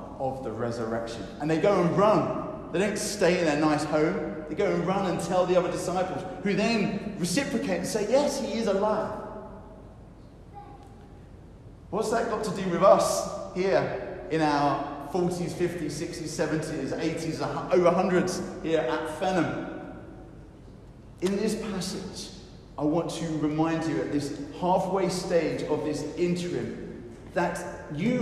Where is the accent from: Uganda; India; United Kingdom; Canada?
United Kingdom; I know we're British